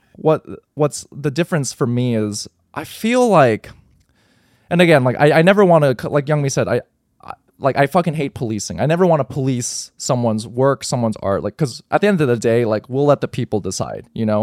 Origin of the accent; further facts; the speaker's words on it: United States; growing up in America